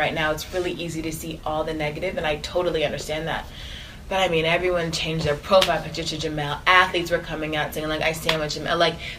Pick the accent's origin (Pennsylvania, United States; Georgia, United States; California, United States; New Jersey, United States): Georgia, United States; Atlanta; But I grew up in the suburbs of Atlanta.